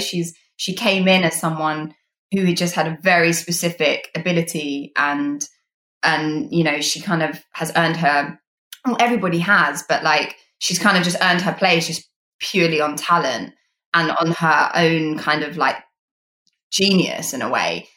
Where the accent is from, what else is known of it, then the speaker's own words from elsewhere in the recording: United Kingdom; as a British person